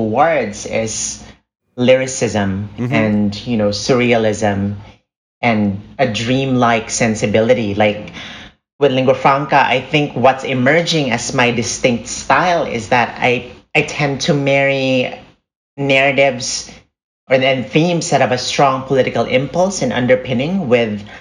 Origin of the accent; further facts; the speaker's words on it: Philippines; I'm a Filipino filmmaker